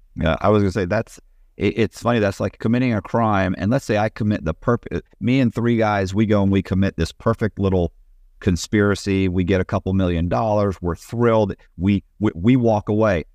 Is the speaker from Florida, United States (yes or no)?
yes; Tampa, Florida, United States; I'm from Tampa